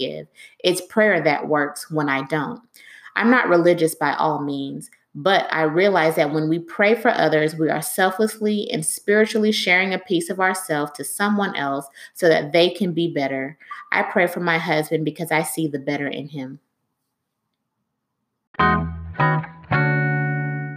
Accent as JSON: {"language": "English", "town": "Miami", "region": "Florida", "country": "United States", "tie": "born or raised there", "said": "I was born in Miami to a Jamaican mother and a Nigerian father"}